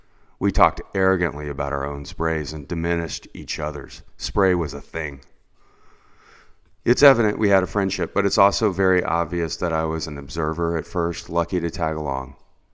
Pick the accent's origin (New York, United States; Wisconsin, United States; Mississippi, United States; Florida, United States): Florida, United States; you'll hear what it's like growing up in Central Florida and looking for waves, because that is clearly a difficult task, but also filled with some adventure as well.